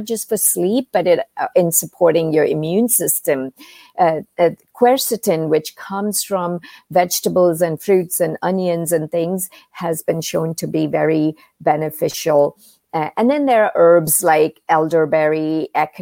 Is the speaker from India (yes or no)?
yes; India; moved away; growing up in India, I was exposed to Eastern medicine and Ayurveda